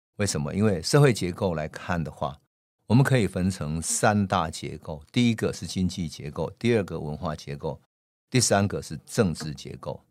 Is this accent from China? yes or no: no; Taiwan; 看到我们生存在台湾，看到我们的乡土，我们真正的生存环境，我们看到我们的家乡、农村